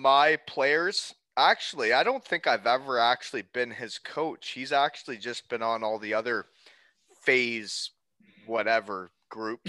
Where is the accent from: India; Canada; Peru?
Canada; Elmira, Ontario; moved away as an adult; also born or lived in Germany / Wales; now in Kincardine, Canada; when I grew up in Elmira